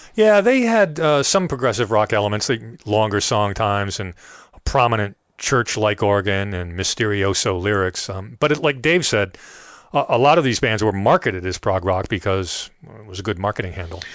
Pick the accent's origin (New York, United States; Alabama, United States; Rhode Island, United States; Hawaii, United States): Rhode Island, United States; I grew up in Rhode Island, not far from Newport.